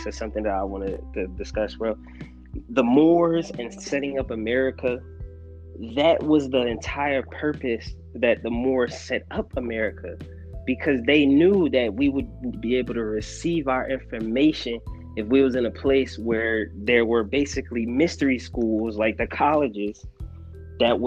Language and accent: English; United States; us being American black